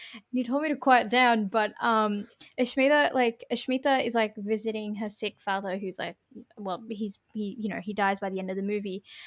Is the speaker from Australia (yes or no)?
yes; Sydney, New South Wales, Australia; we're from Western Sydney, you know, we don't sound like Western Sydney has an accent